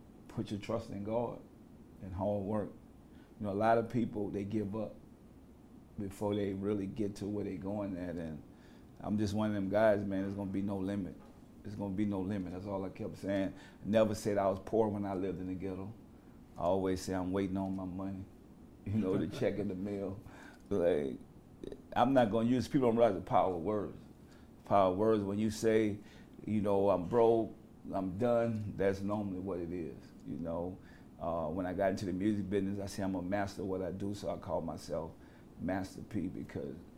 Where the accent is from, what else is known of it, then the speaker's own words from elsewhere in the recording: New Orleans, Louisiana, United States; I grew up in the Calio Projects, probably one of the most dangerous places at the time for a kid to survive.